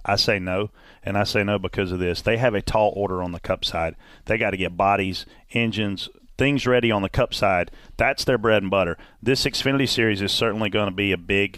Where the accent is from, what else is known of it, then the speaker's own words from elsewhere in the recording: Paisley, South Carolina, United States; I'm from Paisley, South Carolina